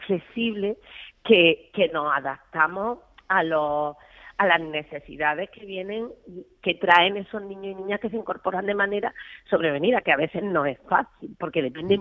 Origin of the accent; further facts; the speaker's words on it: Almería, Andalusia, Spain; yo soy de Almería.